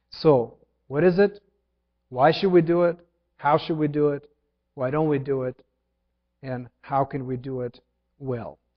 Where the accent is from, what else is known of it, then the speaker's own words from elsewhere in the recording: Ukraine; English is a second language; When I was learning to drive, um, I came from Ukraine, married Jillian without a license